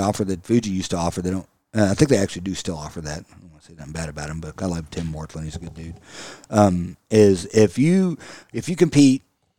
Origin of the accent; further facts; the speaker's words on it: United States; Anything military, I absolutely love it because I'm American.